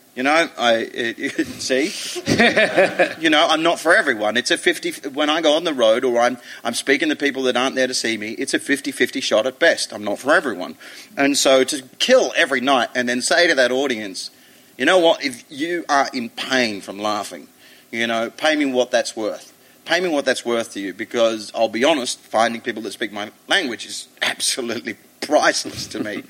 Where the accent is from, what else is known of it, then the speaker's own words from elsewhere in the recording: Australia; now in East Midlands, United Kingdom; being Australian